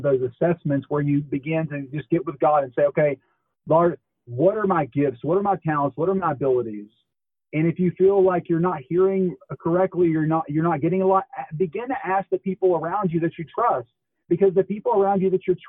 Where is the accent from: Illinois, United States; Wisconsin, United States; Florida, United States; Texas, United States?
Texas, United States; Dallas; I'm from Dallas. I'm from the Dallas area